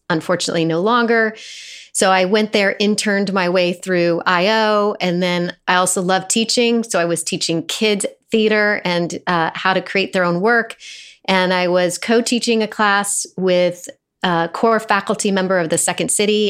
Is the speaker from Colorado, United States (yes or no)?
yes; Fort Collins, Colorado, United States; moved away as an adult; also born or lived in Phoenix, Arizona; now in New York City, United States; I was raised in Colorado